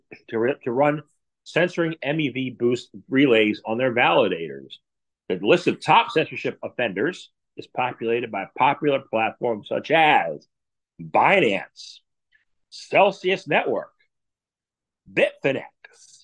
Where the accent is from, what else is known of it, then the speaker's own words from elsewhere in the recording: United States; I grew up in America